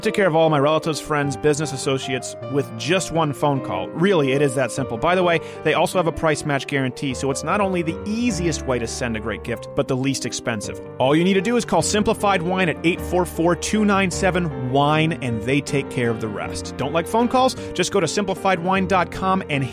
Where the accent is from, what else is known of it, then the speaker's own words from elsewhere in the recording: Quebec, Canada; also born or lived in Michigan; now in United States; being raised in French Canada, where I wasn't allowed to go to English schools